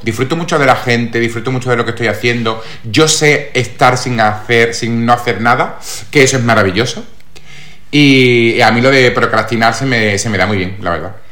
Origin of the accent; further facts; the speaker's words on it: Málaga, Andalusia, Spain; soy actor malagueño